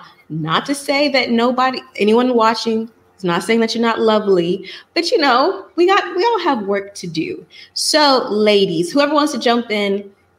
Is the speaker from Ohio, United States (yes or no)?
no; Atlanta, Georgia, United States; moved away as an adult; I'm from Atlanta.